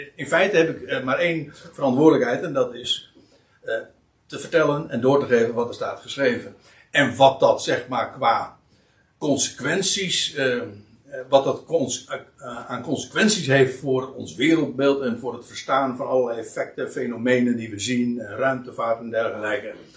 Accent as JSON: {"language": "Dutch", "country": "Netherlands", "said": "wij zijn als Nederlanders"}